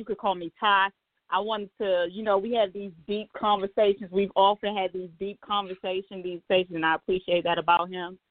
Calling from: Landover, Maryland, United States; I'm calling from Landover.

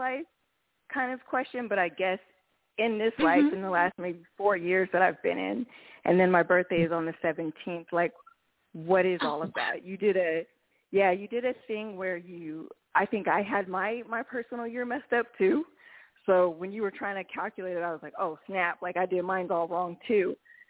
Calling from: Reno, Nevada, United States; I'm calling from Reno, Nevada.

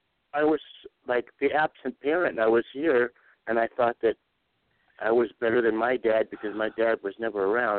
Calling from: Pahrump, Nevada, United States; from Pahrump.

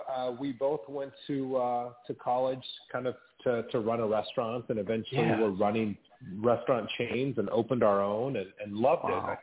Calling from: Rancho Santa Fe, California, United States; Just north of San Diego, here in a little town called Rancho Santa Fe. So essentially San Diego.

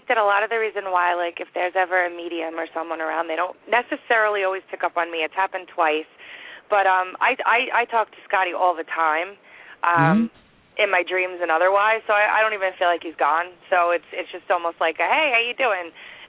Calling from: Long Island, New York, United States; I'm calling from Long Island, New York.

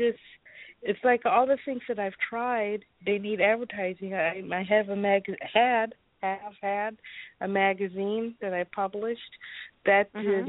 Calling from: Chicago, Illinois, United States

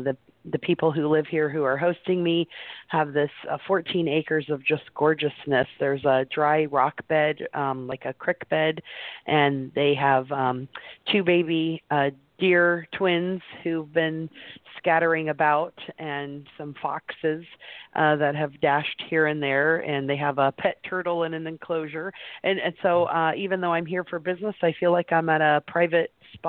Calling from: Wimberley, Texas, United States; Hi, I'm calling today from Wimberley, Texas, the middle of nowhere near Austin.

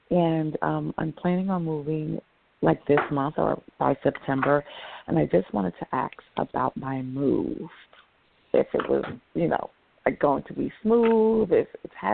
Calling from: New York, United States; New York.

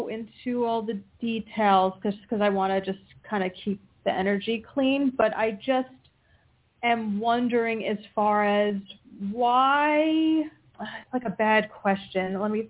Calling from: Pennsylvania, United States; from Pennsylvania.

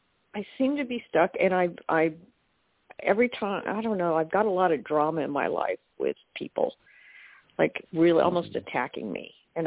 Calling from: Oklahoma, United States; I'm calling from Oklahoma.

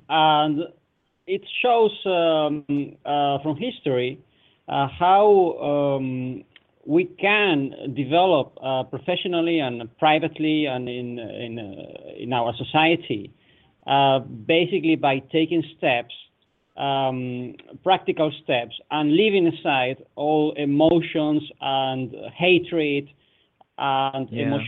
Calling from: Netherlands; I'm calling from the Netherlands

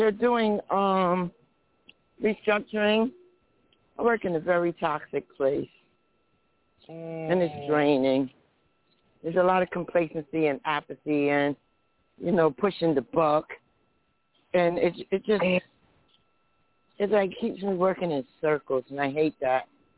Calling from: New Jersey, United States; New Jersey.

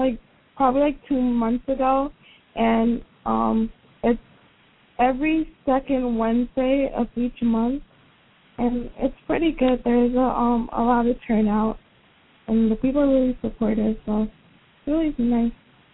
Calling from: Allentown, Pennsylvania, United States; I'm Allentown, Pennsylvania.

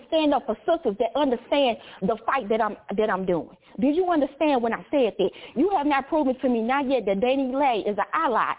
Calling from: St. Louis, Missouri, United States; Yeah, because I'm calling from St. Louis, Missouri, you know, so I'm calling from Show Me State.

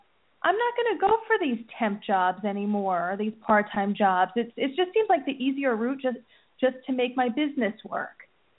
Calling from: New Jersey, United States; From New Jersey.

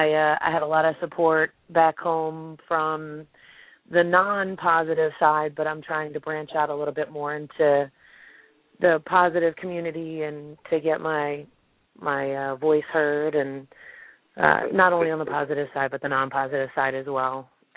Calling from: Baltimore, Maryland, United States; I'm actually calling from Baltimore, Maryland.

